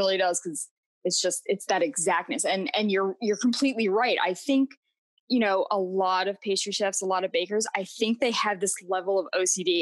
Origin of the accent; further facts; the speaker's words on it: Florida, United States; also born or lived in New York; I grew up in Florida